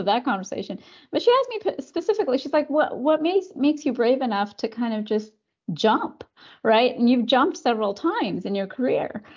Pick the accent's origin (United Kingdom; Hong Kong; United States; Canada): Canada; I was born in Canada, uh, raised in Canada by, um, s, an immigrant mom